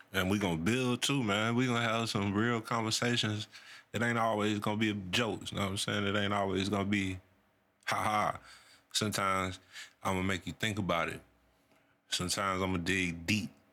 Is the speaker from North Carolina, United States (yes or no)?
yes; North Carolina, United States; I'm from Carolina, man. North Carolina